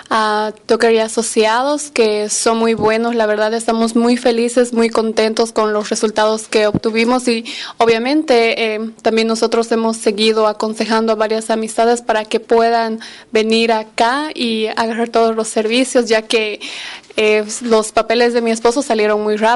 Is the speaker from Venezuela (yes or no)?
no; United States; como les dije, habíamos llegado de Bolivia. yo soy americana y mi esposo estaba viniendo acá como turista